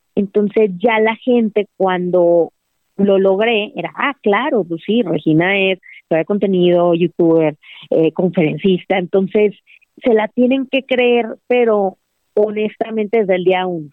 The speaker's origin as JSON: {"language": "Spanish", "town": "Monterrey", "region": "Nuevo León", "country": "Mexico", "said": "yo soy de Monterrey"}